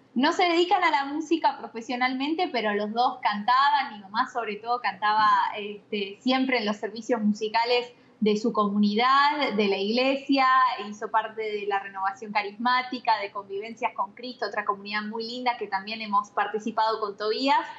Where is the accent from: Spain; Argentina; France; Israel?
Argentina; Buenos Aires Province; moved away as an adult; now in Franklin, Tennessee, United States; Soy he nacido en la capital, en Buenos Aires, luego he vivido gran parte de, mi infancia y de mi adolescencia a las afueras de la capital, pero muy cerca